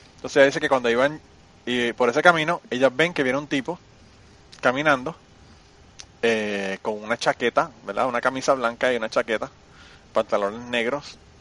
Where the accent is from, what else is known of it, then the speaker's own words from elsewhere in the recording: Utuado, Puerto Rico; moved away; also born or lived in Nashville; En mi pueblo Utuado.